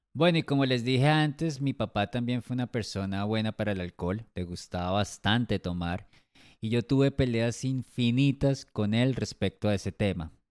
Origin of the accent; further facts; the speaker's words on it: Colombia; Nací en Colombia hace 41 años